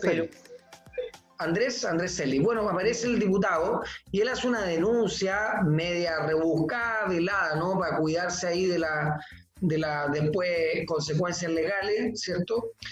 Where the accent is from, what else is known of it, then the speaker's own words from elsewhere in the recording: Iquique, Tarapacá, Chile; como buen iquiqueño, como una persona de Tarapacá, eh, voy desde que soy niño a la fiesta